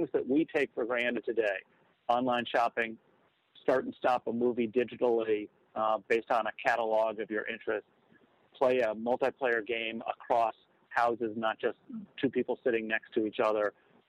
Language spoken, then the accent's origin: English; Chicago, Illinois, United States; That's right. I grew up in Chicago, and my father was, and actually still in his 80s, is in the newspaper business.